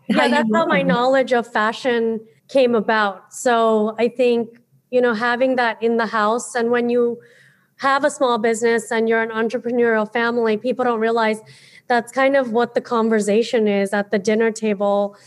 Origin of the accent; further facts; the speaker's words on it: United States; as a millennial growing up in America in the 90s